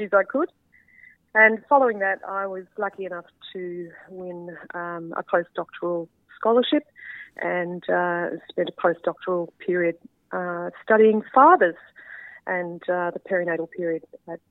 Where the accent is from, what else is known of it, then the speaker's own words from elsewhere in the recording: southwest Victoria, Australia; also born or lived in Melbourne; I grew up on a dairy farm in southwest Victoria, out on the Western Plains, with my four brothers and my parents. So spent my childhood in rural Victoria.